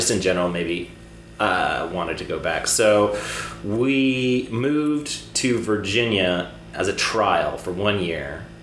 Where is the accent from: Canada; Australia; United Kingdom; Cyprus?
Cyprus; the worst time of my life was so I, I grew up overseas in Cyprus.